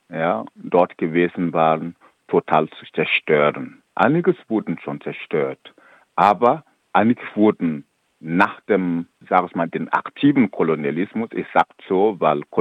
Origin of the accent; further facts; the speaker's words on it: Burkina Faso; German is a second language; Ich komme aus Burkina Faso, ich weiß, wie es in Burkina Faso zum Beispiel läuft.